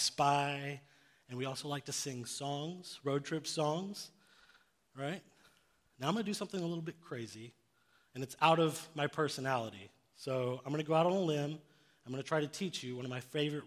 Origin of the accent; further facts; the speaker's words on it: Phoenix, Arizona, United States; now in Augusta, United States; I'm from Arizona